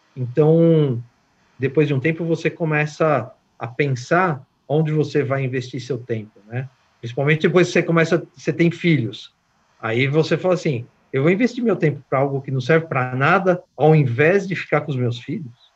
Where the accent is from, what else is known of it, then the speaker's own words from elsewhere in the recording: Brazil; moved away; como um bom brasileiro